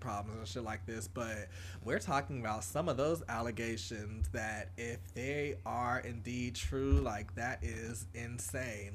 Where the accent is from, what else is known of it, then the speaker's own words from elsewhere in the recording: Atlanta, Georgia, United States; growing up in Atlanta